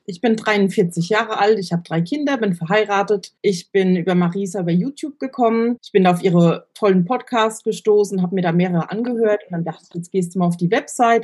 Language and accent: German; Germany; ich bin aus Deutschland